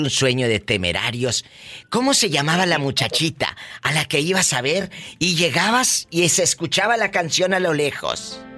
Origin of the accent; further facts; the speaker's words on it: Pénjamo, Guanajuato, Mexico; now in Florida, United States; Yo soy de Pénjamo, Guanajuato.